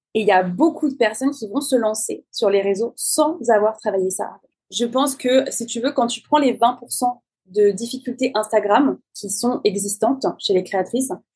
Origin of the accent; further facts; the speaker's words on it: France; je suis française